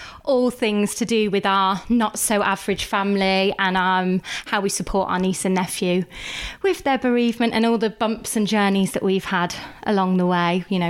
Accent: Leamington Spa, West Midlands, United Kingdom; We are from Leamington.

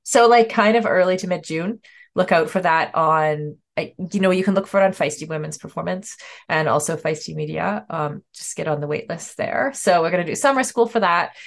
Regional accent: Canada; as a Canadian

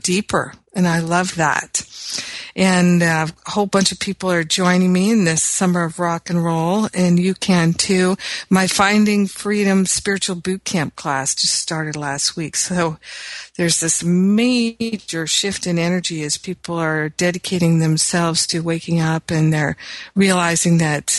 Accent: Los Angeles, California, United States; in my hometown of Los Angeles

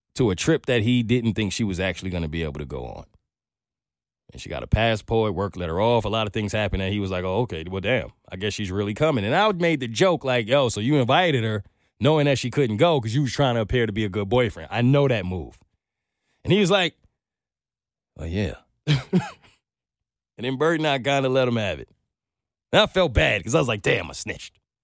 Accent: New York, United States; moved away; I'm from New York

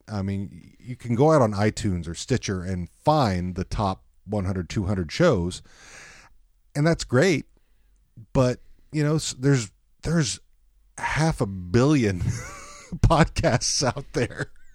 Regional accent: Texas, United States; also born or lived in Dallas; now in Seattle, United States; I grew up in Texas

